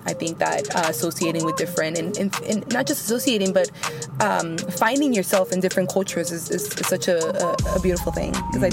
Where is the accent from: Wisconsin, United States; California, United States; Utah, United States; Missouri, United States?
California, United States; Oakland; also born or lived in San Francisco; I was raised in East Oakland